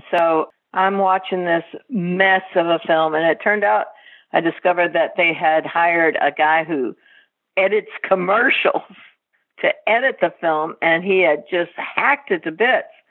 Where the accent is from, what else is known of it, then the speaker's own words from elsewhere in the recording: Texas, United States; I grew up in Texas